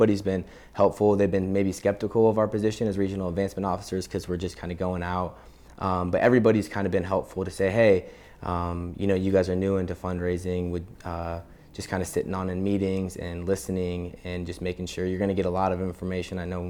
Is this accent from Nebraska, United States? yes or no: yes; Omaha, Nebraska, United States; also born or lived in Lincoln, Nebraska; I grew up in Omaha and went to school down here in Lincoln.